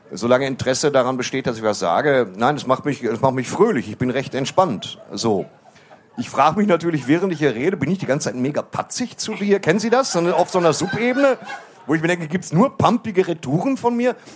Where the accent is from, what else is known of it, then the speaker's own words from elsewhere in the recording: Waltrop, North Rhine-Westphalia, Germany; Also ich komme aus Waldrop. Wir haben sehr, sehr wenig durchtrainierte Männer auf weißen Pferden.